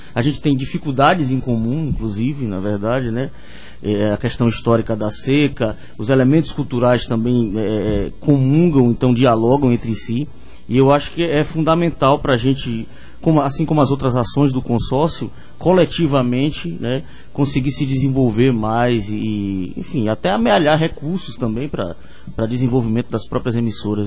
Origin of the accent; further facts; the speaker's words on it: Bahia, Brazil; now in Paraíba, Brazil; como baiano